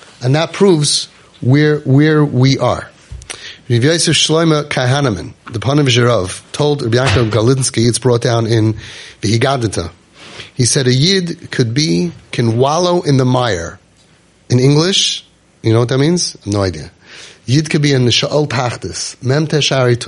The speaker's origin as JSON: {"language": "English", "town": "New York City", "region": "New York", "country": "United States", "said": "I'm from Brooklyn"}